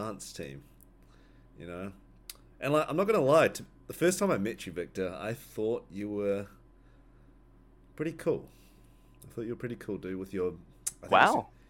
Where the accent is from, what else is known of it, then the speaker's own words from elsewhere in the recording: Christchurch, Canterbury, New Zealand; I was born and raised in Christchurch.